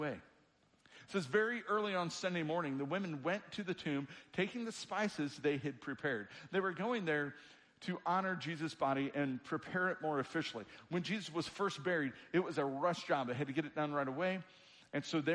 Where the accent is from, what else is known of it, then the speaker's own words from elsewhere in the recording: Springfield, Illinois, United States; now in Kentucky, United States; I grew up in Springfield, Illinois, the land of Lincoln